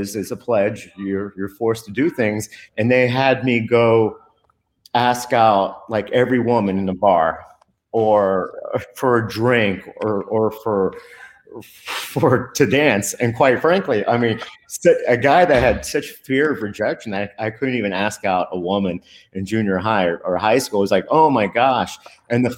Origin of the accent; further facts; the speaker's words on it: Dade County, Florida, United States; English is a second language; in elementary school, they had me in ESOL for the first 3 years. And as you can see, I speak perfect English, and it's not because of Dade County Public Schools